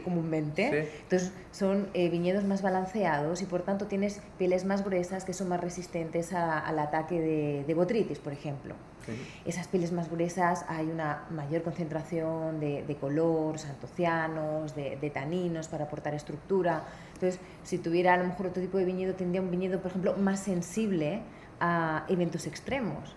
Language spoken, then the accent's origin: Spanish; Benidorm, Valencian Community, Spain; moved away as an adult; also born or lived in New Zealand; yo nací en una ciudad muy turística que se llama Benidorm